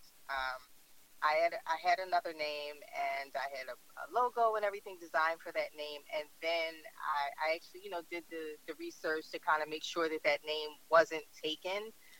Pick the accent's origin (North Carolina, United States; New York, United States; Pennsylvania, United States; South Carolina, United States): Pennsylvania, United States; Philadelphia; I am from Philly, born and raised